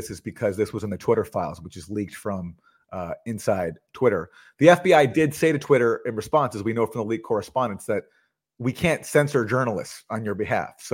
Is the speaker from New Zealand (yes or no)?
no; Canada; Max is from the U.S. I'm from Canada.